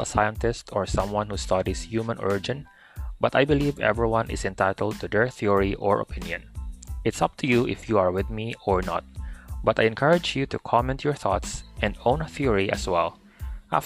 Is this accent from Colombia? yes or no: no; Philippines; As Christian and as a Filipino